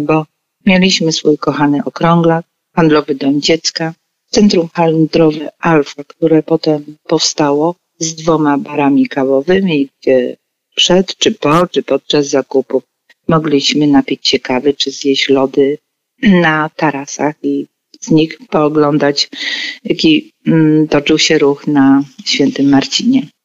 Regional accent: Poznań, Greater Poland, Poland; born or raised there

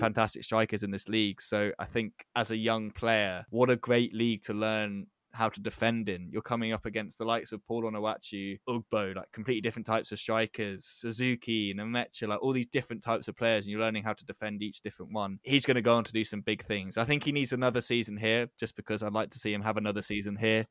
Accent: England, United Kingdom

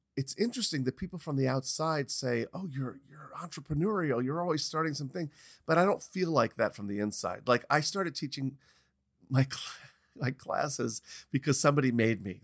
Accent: New York, United States; moved away as an adult; also born or lived in Los Angeles; every time I'd gone back to New York, you know, your, it's my hometown

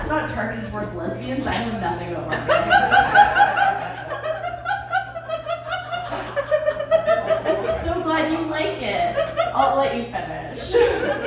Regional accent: Welland, Ontario, Canada; moved away; I am from Welland

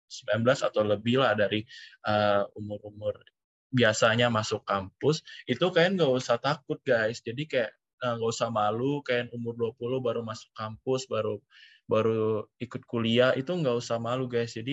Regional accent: Palangkaraya, Central Kalimantan, Indonesia; gue dari SMA Negeri 2 Palangkaraya itu kayak di Kalimantan Tengah. Jadi memang jauh oh

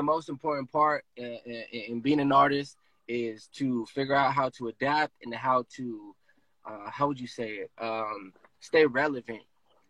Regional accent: Oceanside, California, United States; I'm born and raised in Oceanside. I grew up in Oceanside in a section called Fireside, in Oceanside. Oceanside is very diverse. It's a developing city

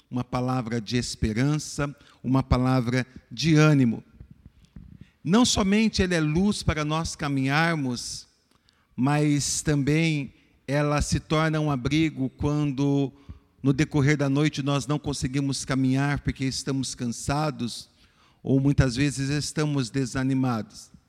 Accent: Brazil; para nós que somos brasileiros, para nós que somos pobres

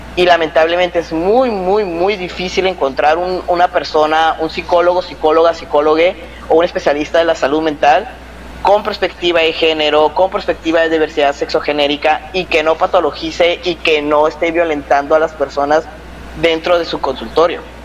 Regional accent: Mexico

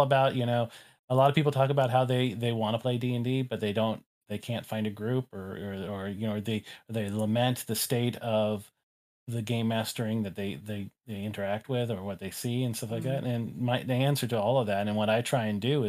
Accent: Haleiwa, Hawaii, United States; There was a an incense shop in the small town I grew up in Haleiwa on the north shore of Oahu called Space Inlays

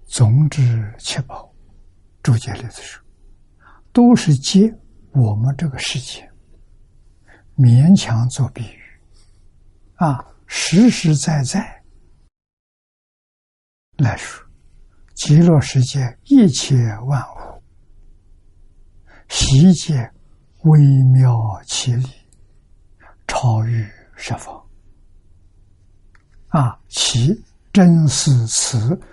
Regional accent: China; 这个呢，也就是我们中国人所讲的翡翠。

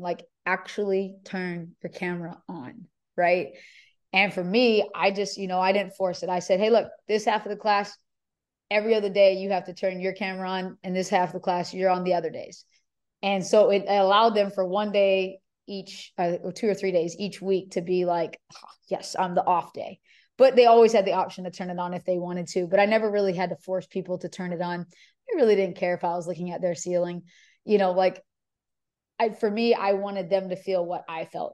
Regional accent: Hawaii, United States; moved away as an adult; also born or lived in California; now in Houston, United States; I grew up in Hawaii, so, you know, University of Hawaii was me staying in state.

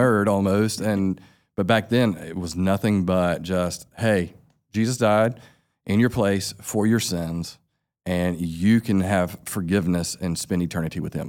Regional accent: Sylvester, Georgia, United States; now in Albany, United States; I grew up right down the road from here. We're in Tifton, Georgia. I grew up in Sylvester, Georgia

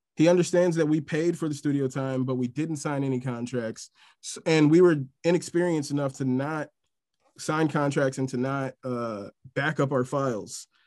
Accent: Milwaukee, Wisconsin, United States; born and raised in Milwaukee, Wisconsin.

